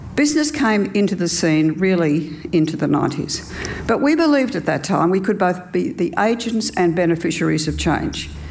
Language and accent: English; New South Wales, Australia; I grew up in Australia in the 50s and spent all my primary school years in a one teacher school